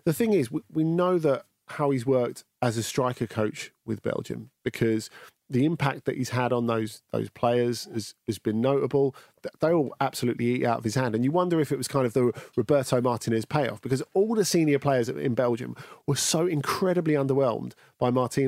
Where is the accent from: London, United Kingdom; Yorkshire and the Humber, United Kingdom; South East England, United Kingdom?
London, United Kingdom; I was born in Lewisham